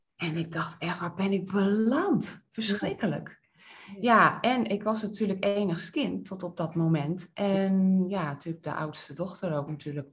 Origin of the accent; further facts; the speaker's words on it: IJsselstein, Utrecht, Netherlands; ik ben in IJsselstein geboren